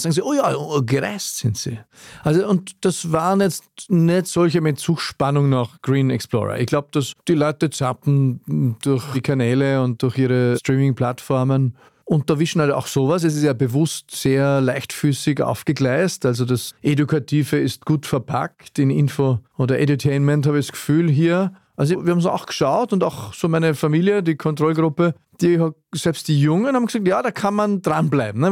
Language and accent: German; Wald am Arlberg, Vorarlberg, Austria; ich bin aus Wald am Arlberg